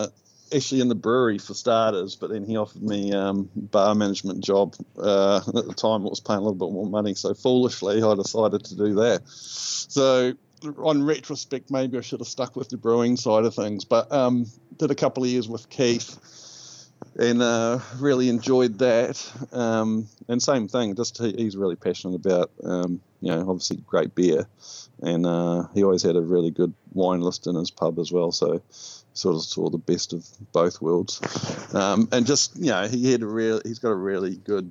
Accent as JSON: {"language": "English", "town": "Christchurch", "region": "Canterbury", "country": "New Zealand", "tie": "born or raised there", "also_born_or_lived": "Oregon", "lives_now": "Central Otago, New Zealand", "said": "I grew up in Christchurch"}